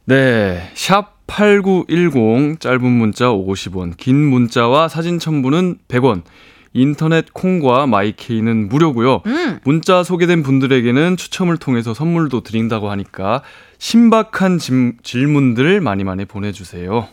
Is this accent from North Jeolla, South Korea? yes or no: no; Daegu, South Korea; moved away as an adult; now in Seoul, South Korea; 제 고향이 대구예요